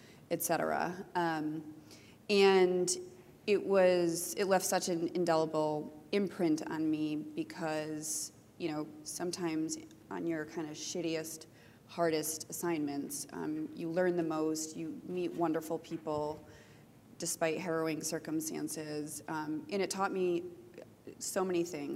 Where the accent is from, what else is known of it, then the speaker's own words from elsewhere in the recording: United States; also born or lived in Michigan; I'm an American, and I live in Michigan.